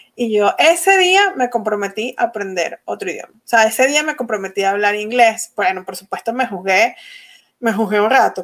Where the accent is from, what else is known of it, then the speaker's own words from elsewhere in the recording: Venezuela; first language Spanish; moved away as an adult; now in United States; yo nací en Venezuela